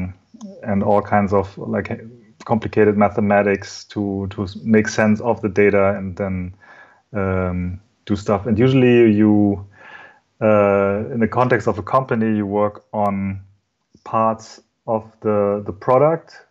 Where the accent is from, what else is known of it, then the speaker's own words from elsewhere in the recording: Germany; I'm German, so my mother is Japanese, but I was born and raised in Germany